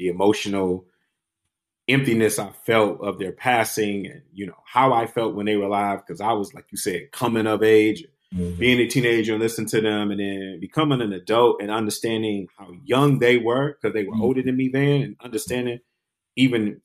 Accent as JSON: {"language": "English", "town": "Detroit", "region": "Michigan", "country": "United States", "tie": "born or raised there", "said": "I was born and raised in Detroit"}